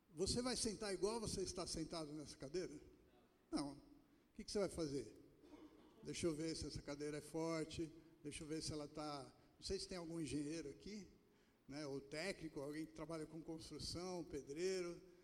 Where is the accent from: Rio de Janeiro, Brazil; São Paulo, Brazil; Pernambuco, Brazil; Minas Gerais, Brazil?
Pernambuco, Brazil; moved away; eu que sou lá de Pernambuco